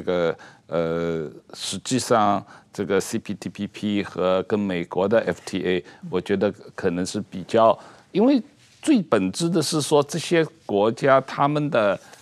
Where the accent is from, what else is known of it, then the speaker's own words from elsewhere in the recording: Taiwan; 我们台湾人